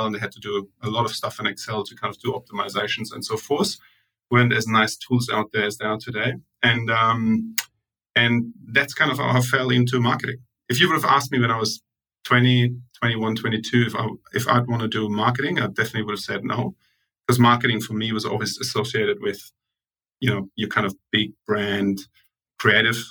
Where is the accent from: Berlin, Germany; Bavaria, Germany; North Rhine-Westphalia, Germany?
Bavaria, Germany; Munich; moved away as an adult; now in Australia; I grew up in Munich